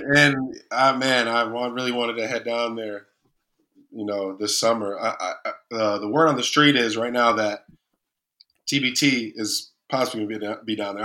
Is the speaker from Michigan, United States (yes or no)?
yes; Kalamazoo, Michigan, United States; here in my hometown of Kalamazoo